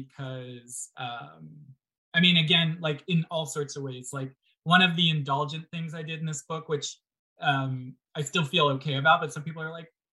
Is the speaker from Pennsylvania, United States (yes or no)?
yes; Pennsylvania, United States; now in California, United States; so I grew up in Pennsylvania on the East Coast